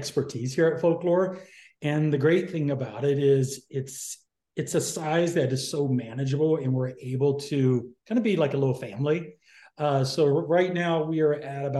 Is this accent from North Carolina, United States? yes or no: yes; North Carolina, United States; moved away as an adult; now in San Diego, United States; originally from the East Coast, North Carolina, but I call myself a San Diegan because I've been there since pretty much my entire adult life.